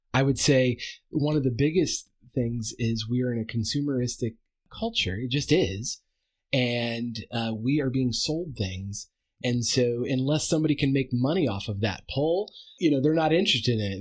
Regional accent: United States; as an American

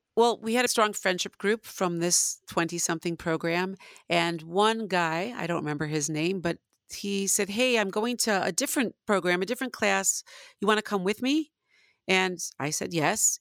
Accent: Northbrook, Illinois, United States; moved away; I grew up in Northbrook, which is, got a very large percentage of Jews.

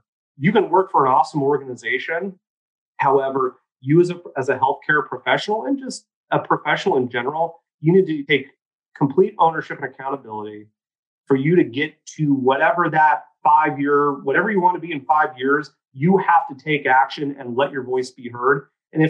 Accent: Oregon, United States; I'm a kid from small town. I'm from St. Louis, Oregon, you know, the capital of the state of Oregon, grew up on 3.5 acres

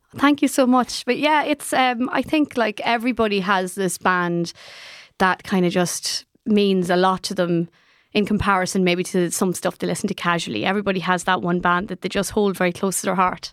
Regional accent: Ireland; as Irish people

